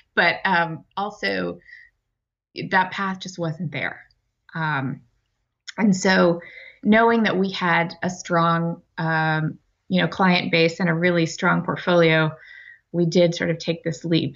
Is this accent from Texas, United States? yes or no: yes; Amarillo, Texas, United States; also born or lived in Ohio; now in Boston, United States; I grew up in Amarillo, Texas